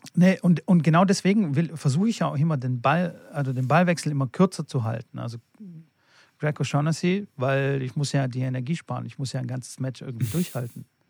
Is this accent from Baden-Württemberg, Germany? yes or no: yes; Fellbach, Baden-Württemberg, Germany; ich komme ja aus Stuttgart, aus äh, Fellbach-Schmieden